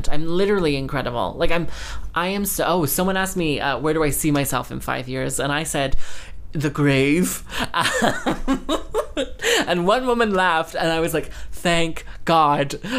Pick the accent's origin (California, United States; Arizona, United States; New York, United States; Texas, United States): Texas, United States; also born or lived in London; And I was like, yes, I grew up in Texas and, and London.